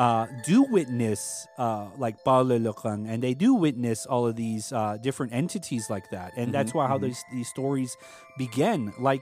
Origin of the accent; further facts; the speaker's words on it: Hopi Reservation, Arizona, United States; I told him I'm from the Hopi Reservation.